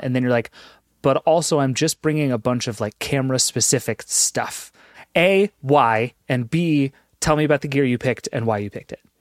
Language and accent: English; East Coast, United States; I'm from the East Coast where, like, the Appalachian Trail is a thing people